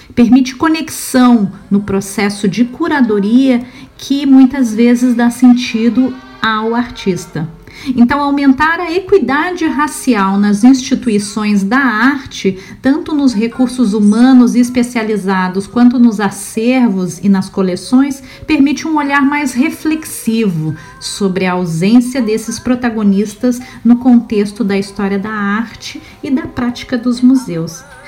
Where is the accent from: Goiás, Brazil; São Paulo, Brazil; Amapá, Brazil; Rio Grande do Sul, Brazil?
Rio Grande do Sul, Brazil; Eu sou gaúcha